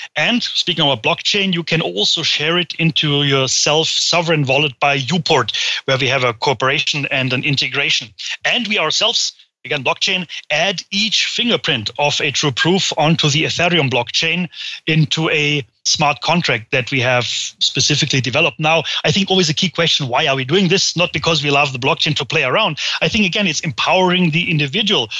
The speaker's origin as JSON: {"language": "English", "country": "Germany", "said": "I hail from Germany"}